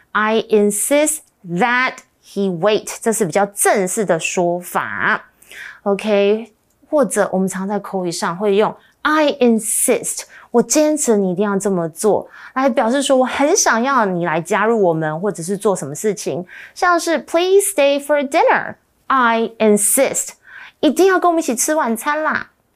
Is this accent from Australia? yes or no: yes; Australia; I grew up in Australia.